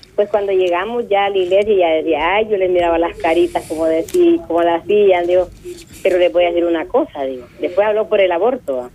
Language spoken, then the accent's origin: Spanish; Chiltepec, La Paz, El Salvador; yo, soy de aquí de La Paz, aquí de Chiltepec, arriba de San Juan